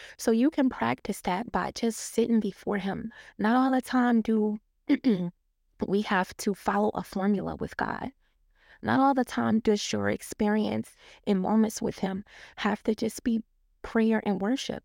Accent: Detroit, Michigan, United States; I grew up in Detroit, Michigan

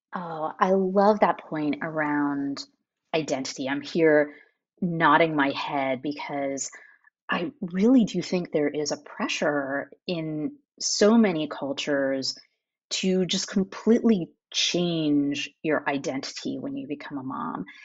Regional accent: United States; moved away as an adult; now in France; as an American

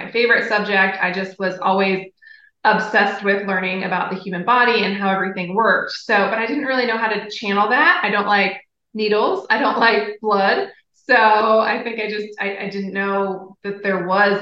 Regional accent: Ohio, United States; I grew up in Ohio

